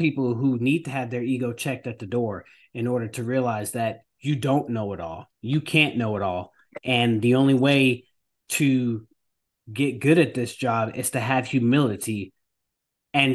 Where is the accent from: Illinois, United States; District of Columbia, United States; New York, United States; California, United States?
New York, United States; now in North Carolina, United States; I'm from New York, but I came down to North Carolina